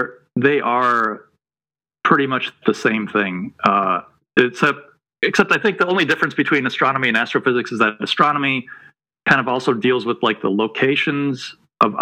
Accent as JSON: {"language": "English", "town": "Detroit", "region": "Michigan", "country": "United States", "tie": "born or raised there", "also_born_or_lived": "New Mexico", "moved": "as an adult", "lives_now": "North Carolina, United States", "said": "I grew up in outside of Detroit, Michigan"}